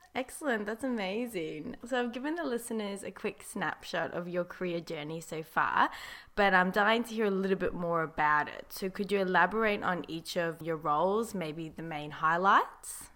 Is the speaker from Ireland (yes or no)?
no; South Africa; I am actually from South Africa